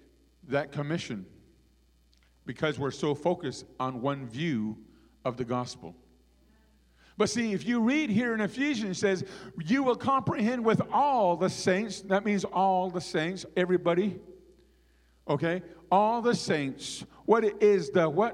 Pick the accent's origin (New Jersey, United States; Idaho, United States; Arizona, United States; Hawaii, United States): Arizona, United States; our Navajo people